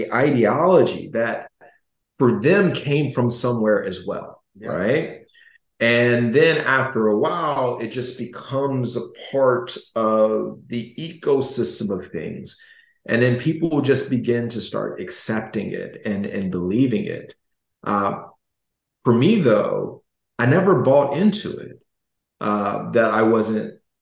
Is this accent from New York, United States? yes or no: no; Gary, Indiana, United States; I was growing up in Gary, Indiana